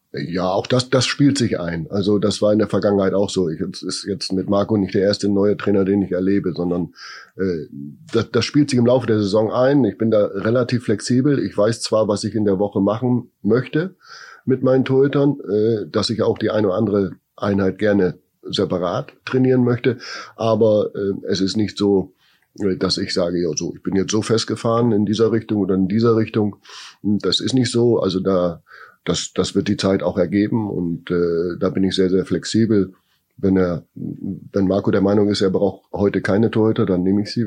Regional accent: Bremen, Germany; born or raised there

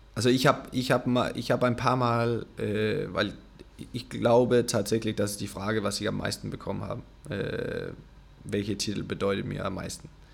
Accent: Denmark; German is a second language; moved away; ich habe diesen kleinen Verein da in, in Dänemark, äh, weit weg von alles

